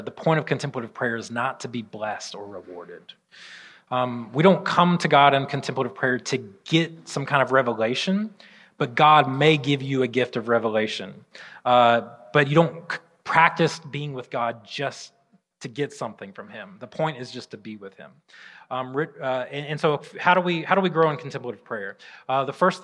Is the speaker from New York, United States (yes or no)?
no; Alabama, United States; I'm from Alabama